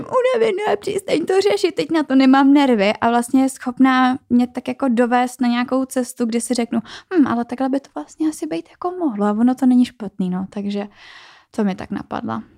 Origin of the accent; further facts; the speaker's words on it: Czechia; u nás v České republice